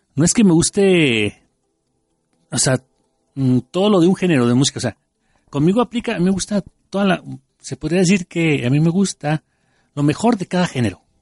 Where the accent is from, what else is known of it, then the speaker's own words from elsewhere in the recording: Mexico; como buenos mexicanos.